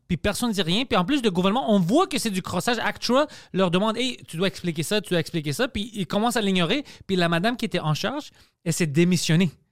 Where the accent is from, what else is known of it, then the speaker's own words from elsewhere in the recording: Quebec, Canada; je suis né ici. Je suis canadien, je suis québécois, je suis grec